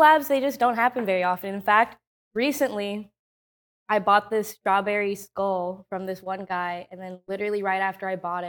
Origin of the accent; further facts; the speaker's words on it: Houston, Texas, United States; That is true. I'm from